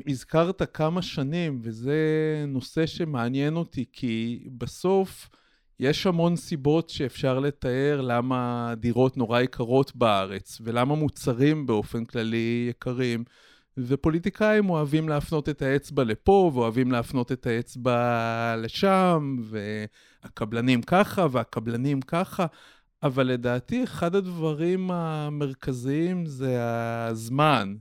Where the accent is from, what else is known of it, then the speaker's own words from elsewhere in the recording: Israel; now in Petah Tikva, Israel; אני מקיבוץ במקור